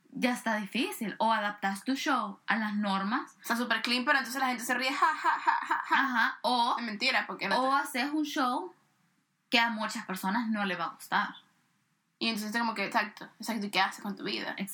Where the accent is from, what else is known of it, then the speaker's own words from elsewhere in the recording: El Salvador; yo vengo de El Salvador